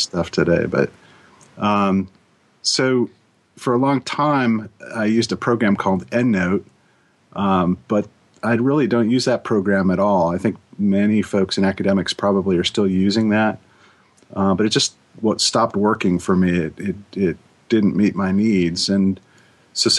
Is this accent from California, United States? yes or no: yes; San Francisco Bay Area, California, United States; moved away; I grew up in the San Francisco Bay Area